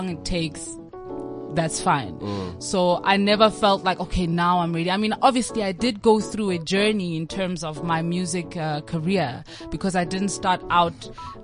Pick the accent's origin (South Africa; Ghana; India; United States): South Africa; Pretoria and Johannesburg, Gauteng; also born or lived in Mafikeng, North West, South Africa; raised in between Pretoria and Johannesburg